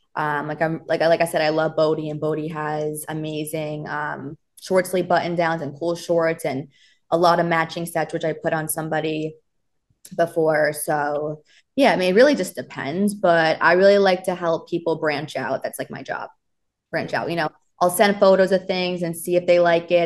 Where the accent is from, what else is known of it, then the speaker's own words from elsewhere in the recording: Miami, Florida, United States; now in New York, United States; I'm from Florida. I'm from Miami